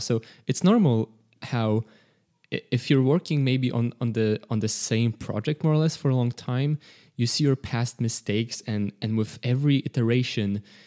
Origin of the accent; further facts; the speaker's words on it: Poland; we're all from Poland. Uh, we don't all live in Poland.